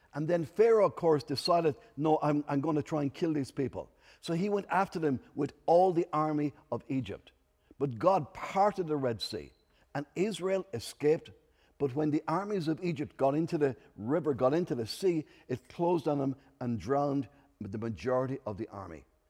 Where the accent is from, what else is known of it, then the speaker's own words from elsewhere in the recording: Enniscorthy, Leinster, Ireland; I'm from Enniscorthy in Wexford